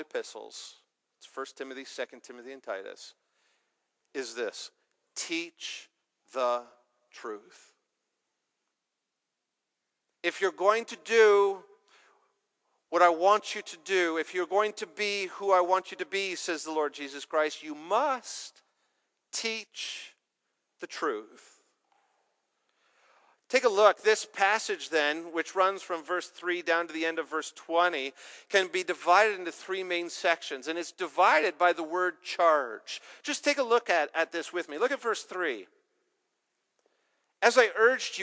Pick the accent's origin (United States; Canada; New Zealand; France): Canada